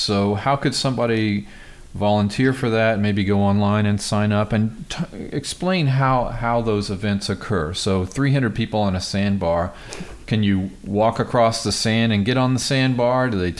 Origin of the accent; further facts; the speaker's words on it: United States; I grew up near Kansas City